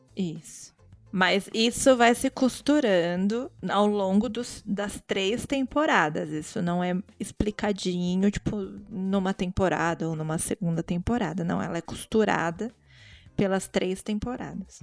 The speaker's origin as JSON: {"language": "Portuguese", "country": "Brazil", "also_born_or_lived": "Guarulhos", "said": "a gente é brasileira tudo"}